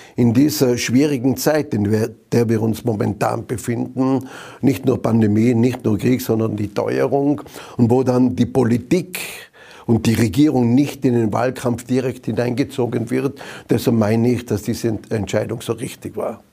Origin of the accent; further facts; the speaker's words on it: Zams, Tyrol, Austria; in Zams in meiner Heimatgemeinde